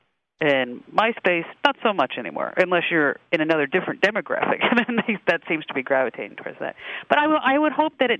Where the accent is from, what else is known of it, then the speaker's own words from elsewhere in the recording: New York City, New York, United States; I'm from New York City